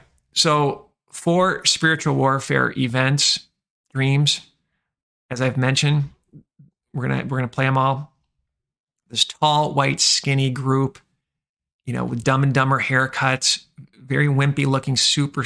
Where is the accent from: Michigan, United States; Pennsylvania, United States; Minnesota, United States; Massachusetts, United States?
Michigan, United States; born or raised there